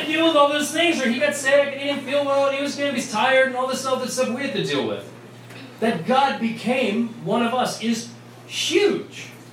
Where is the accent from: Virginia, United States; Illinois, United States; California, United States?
Virginia, United States; Vienna; accent: New York; also born or lived in New York; I grew up in Vienna